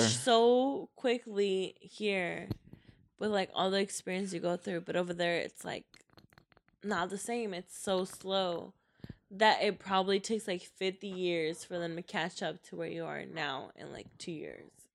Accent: Mexico; now in United States; I'm Mexicana. Like I was born in Mexico.

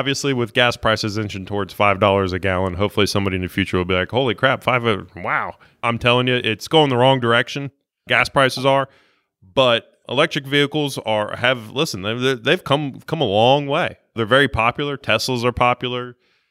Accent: southern Ohio, United States; moved away; I am from Ohio originally, yes.

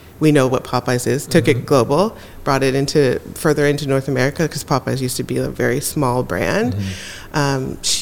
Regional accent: Jamaica; I'm also Jamaican

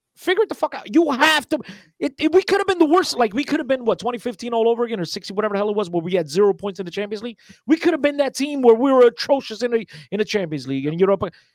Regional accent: Newark, New Jersey, United States; if you from Newark, you definitely gotta know me

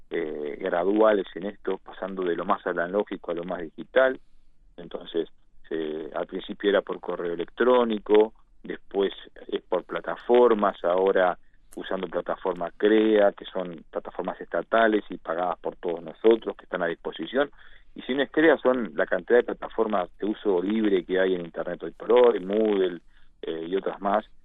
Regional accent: Galicia, Spain; Nosotros que somos latinos, que somos eh, españoles, gallegos, que somos, eh, eh, tenemos una, una necesidad de contacto

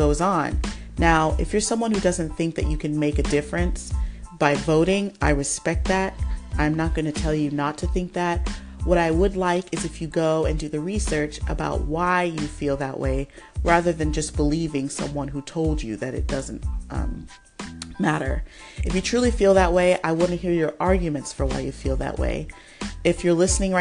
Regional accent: United States; we have parents who are from another country, but we were raised in America

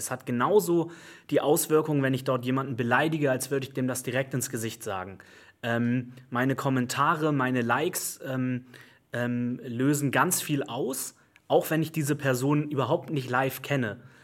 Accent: Hamburg, Germany; Ich bin im, im, im Rand von Hamburg aufgewachsen, in Bergstedt

